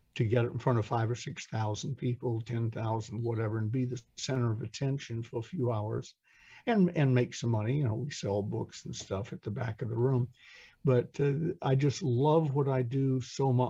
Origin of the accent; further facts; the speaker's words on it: Atlanta, Georgia, United States; I'm from Atlanta